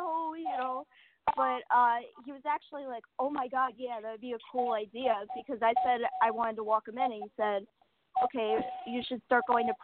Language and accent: English; New York, United States; I grew up in New York